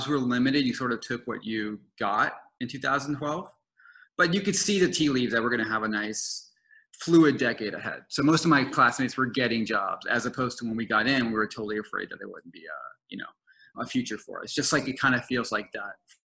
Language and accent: English; New Orleans, Louisiana, United States; I am currently in my hometown of New Orleans, riding out this pandemic